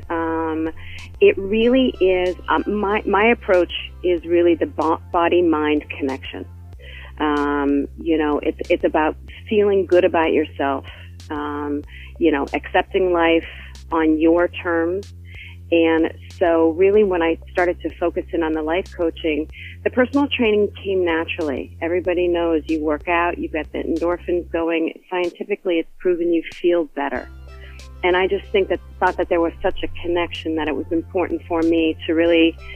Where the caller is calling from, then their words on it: Hoboken, New Jersey, United States; I am in Hoboken, New Jersey, which is uh, right across the river from New York City.